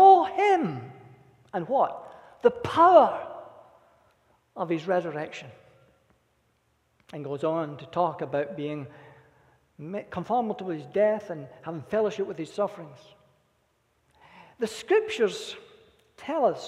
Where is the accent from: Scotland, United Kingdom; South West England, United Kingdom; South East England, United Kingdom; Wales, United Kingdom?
Scotland, United Kingdom; Being a Scot